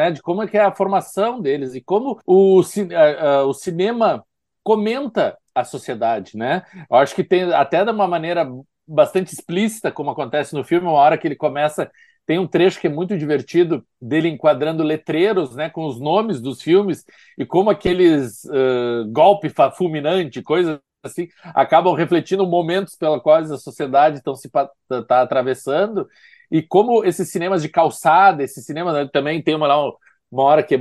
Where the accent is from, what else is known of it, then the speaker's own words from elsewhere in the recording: Recife, Pernambuco, Brazil; sou de Recife, mas já estive lá por causa do CinePé.